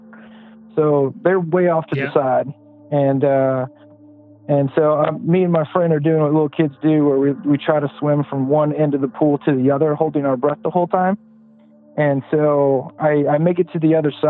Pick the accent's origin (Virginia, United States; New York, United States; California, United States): California, United States; Pasadena; now in South Carolina, United States; I grew up in Pasadena, California